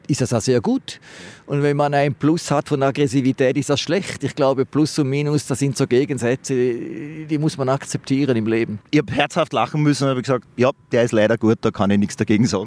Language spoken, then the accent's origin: German; Schaffhausen, Switzerland; Ich komme aus der Schweiz. Oh, und gestern gearbeitet und äh, habe heute noch eine Stunde Zeit. Jetzt bin ich an der Donau hochgelaufen. Das erinnert mich sehr an meine Heimatstadt Schaffhausen, wo der Rhein durchfließt.